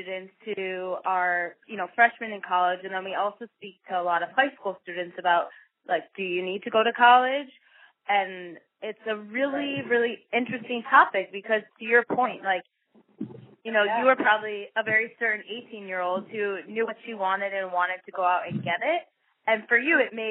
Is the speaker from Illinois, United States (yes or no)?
yes; Chicago, Illinois, United States; I'm from Chicago. I'm from the Midwest